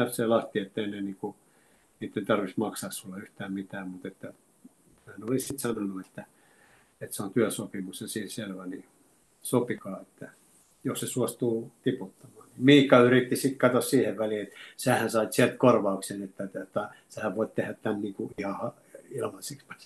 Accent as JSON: {"language": "Finnish", "town": "Oulu", "region": "North Ostrobothnia", "country": "Finland", "said": "mulla Oulussa on hyviä kavereita ja kun me ollaan sieltä lähtöisin."}